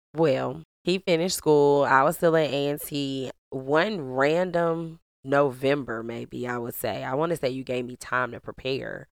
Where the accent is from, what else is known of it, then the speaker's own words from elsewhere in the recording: St. Louis, Missouri, United States; I grew up in Saint Louis, Missouri, three one four